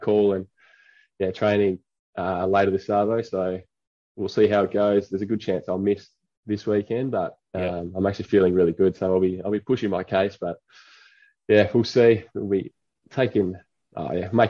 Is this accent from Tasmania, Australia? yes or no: yes; Ulverstone, Tasmania, Australia; moved away as an adult; now in Perth, Australia; Ulverstone boy, yeah. born and raised in Ulverstone